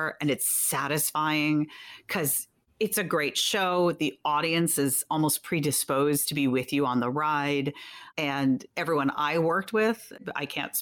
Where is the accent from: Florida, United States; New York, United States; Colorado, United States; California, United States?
New York, United States; New York City; my real hometown. I've lived here my whole life